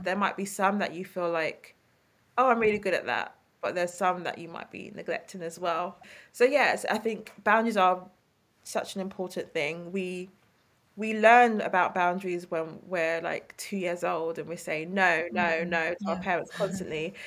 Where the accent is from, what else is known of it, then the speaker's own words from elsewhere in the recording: London, United Kingdom; accent: East London; my East London accent